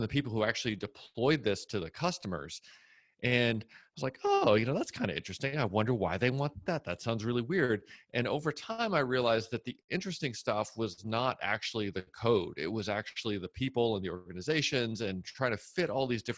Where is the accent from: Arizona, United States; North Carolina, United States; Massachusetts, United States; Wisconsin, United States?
Massachusetts, United States; moved away as an adult; also born or lived in New Jersey; now in Austin, United States; I grew up in Massachusetts.